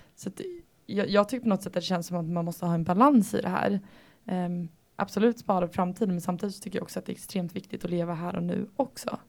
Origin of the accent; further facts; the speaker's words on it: Sweden; Vi bor i Sverige. Eh, som svensk